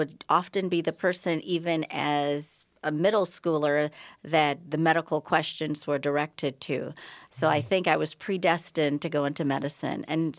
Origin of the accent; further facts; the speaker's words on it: Bahamas; moved away as an adult; now in United States; I'm originally from the Bahamas, but I've lost most of my accent because I came here for college at McAllister and did my medical school training at the University of Minnesota